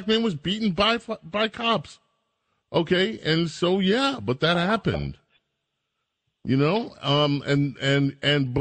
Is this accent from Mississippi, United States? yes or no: no; New York City, New York, United States; I grew up in Jamaica, Queens